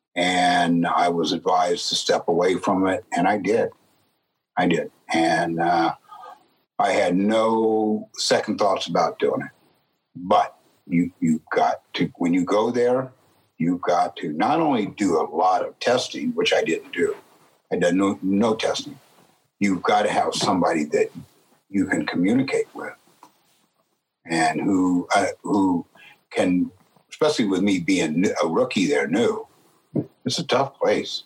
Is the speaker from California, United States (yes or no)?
yes; San Jose, California, United States; I grew up in San Jose, California